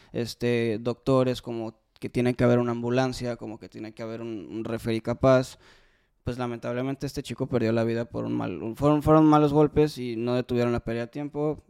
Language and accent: Spanish; Mexico; como los mexicanos somos